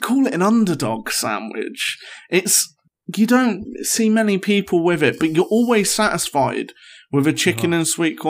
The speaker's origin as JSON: {"language": "English", "town": "York", "region": "Yorkshire and the Humber", "country": "United Kingdom", "said": "I'm from York, and it's becoming the most pretentious city in the north for avocado."}